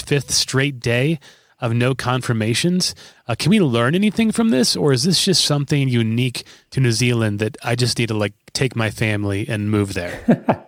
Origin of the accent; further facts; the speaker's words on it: Omaha, Nebraska, United States; just in Omaha a couple days ago, which is my hometown.